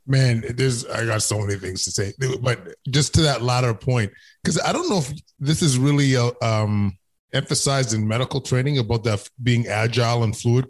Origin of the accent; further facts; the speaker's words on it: Canada; being a Canadian